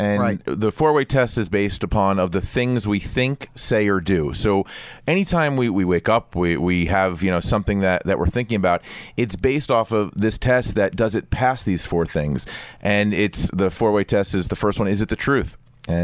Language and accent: English; New York, United States; And here it is, I'm a banker from New York.